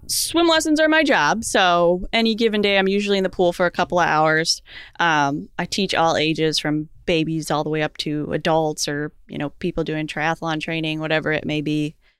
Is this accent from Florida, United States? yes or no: yes; Florida, United States; also born or lived in Naples, Florida; I'm from Florida.